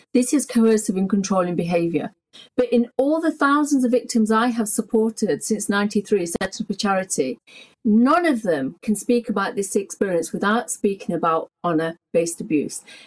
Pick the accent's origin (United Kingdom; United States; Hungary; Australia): United Kingdom; England; I was born in Britain. England is my home. I don't know any country bar this country